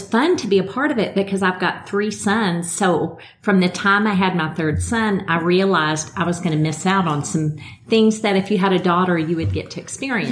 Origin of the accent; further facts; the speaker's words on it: Midland, Texas, United States; moved away as an adult; now in Pensacola, United States; I'm originally from West Texas, Midland, Texas